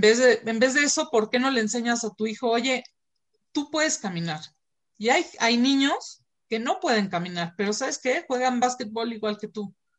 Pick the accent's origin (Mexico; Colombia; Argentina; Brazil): Mexico; aquí en México estamos